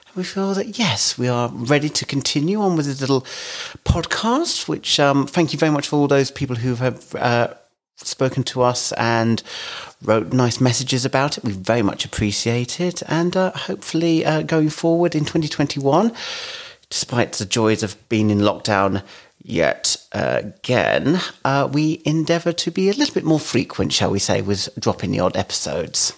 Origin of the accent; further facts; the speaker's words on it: London, United Kingdom; moved away as an adult; now in Kent, United Kingdom; I grew up in London